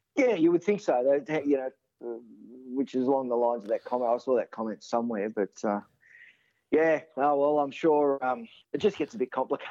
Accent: Sydney, New South Wales, Australia; being born and raised in Sydney

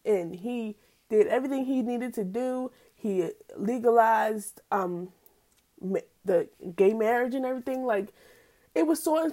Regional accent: Pennsylvania, United States; in PA, where I'm from.

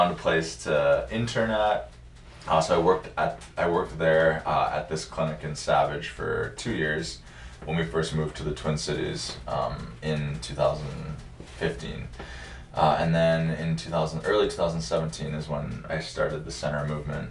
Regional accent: Alberta, Canada; moved away as an adult; also born or lived in Superior, Wisconsin / Iowa; now in Minnesota, United States; I'm from Alberta, Canada. Born and raised in the prairies, next to the Rockies

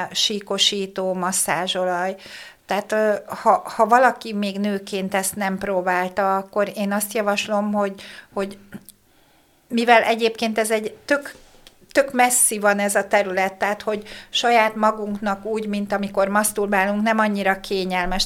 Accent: Hungary; én vidéki lány vagyok

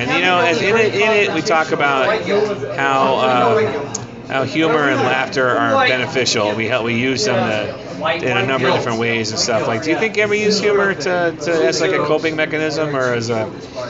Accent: Ohio, United States; now in California, United States; When I first moved to California, I moved there from Ohio.

